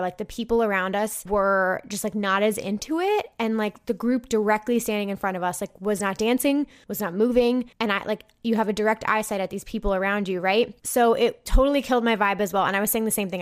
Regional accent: New Jersey, United States; I'm not from Minnesota. I'm from New Jersey

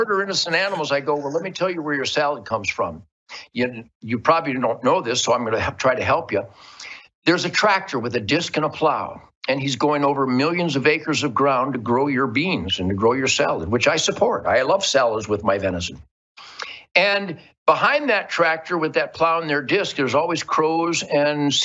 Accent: Detroit, Michigan, United States; I was born in Detroit, 1948, when it was the Arsenal of Democracy. Right now, I'm speaking to you from the Arsenal of Democracy

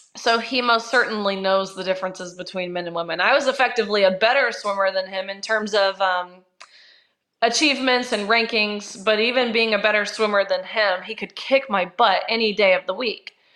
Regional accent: Nashville, Tennessee, United States; also born or lived in Kentucky; I'm from Nashville.

